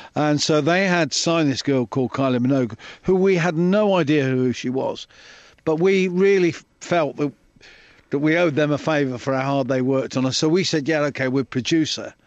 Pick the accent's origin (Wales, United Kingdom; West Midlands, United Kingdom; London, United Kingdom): West Midlands, United Kingdom; Coventry; I'm a kid from Coventry.